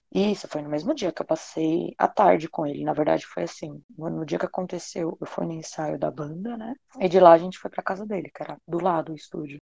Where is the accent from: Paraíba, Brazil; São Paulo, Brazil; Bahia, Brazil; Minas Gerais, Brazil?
São Paulo, Brazil; eu tenho 29 anos e sou de São Paulo